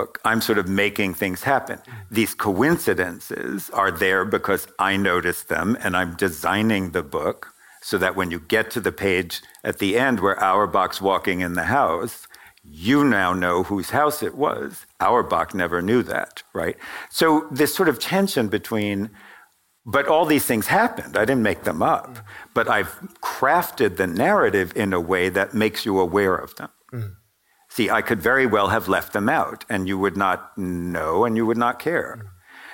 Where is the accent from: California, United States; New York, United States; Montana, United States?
New York, United States; I grew up in New York, and my family members died in the Holocaust